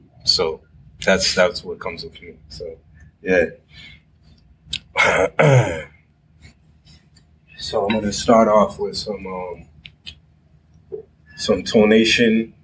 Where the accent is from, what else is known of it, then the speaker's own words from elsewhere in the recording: Boston, Massachusetts, United States; I'm from Boston. Actually, I'm from the Roxbury area.